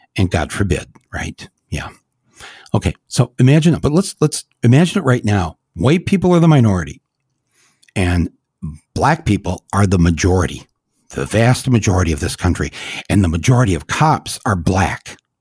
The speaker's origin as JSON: {"language": "English", "country": "United States", "said": "we are Americans"}